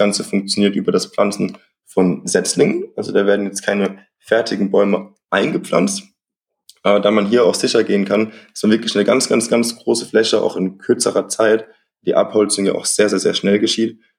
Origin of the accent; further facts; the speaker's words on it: Rhineland-Palatinate, Germany; Äh, das ist von uns schon nochmal so zehn Stunden entfernt. Also, wir kommen ja aus der Pfalz.